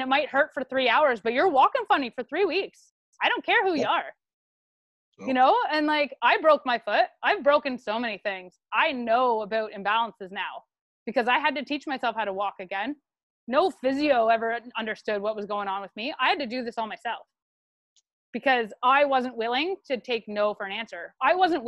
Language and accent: English; Canada; we're Canadian